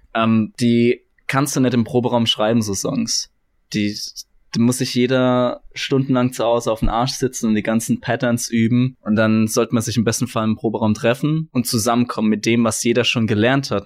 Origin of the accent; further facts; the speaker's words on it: Kaiserslautern, Rhineland-Palatinate, Germany; ich bin 25 Jahre alt, ich komme aus Kaiserslautern